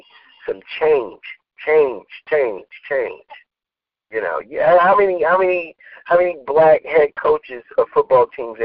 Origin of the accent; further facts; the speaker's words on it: United States; we as people, as African American community